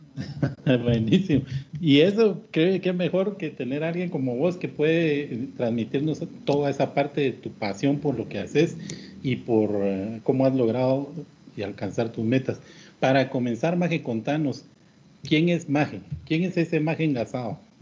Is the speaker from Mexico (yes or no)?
no; Guatemala; así somos los chapines